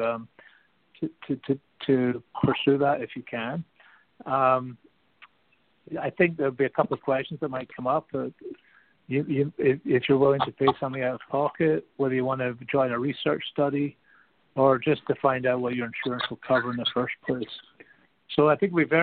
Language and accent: English; Canada; as a Canadian